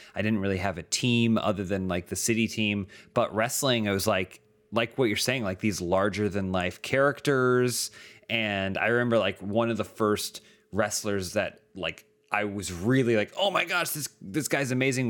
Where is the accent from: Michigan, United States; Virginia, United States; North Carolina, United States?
North Carolina, United States; Charlotte; I grew up in the South. I grew up in Charlotte, North Carolina.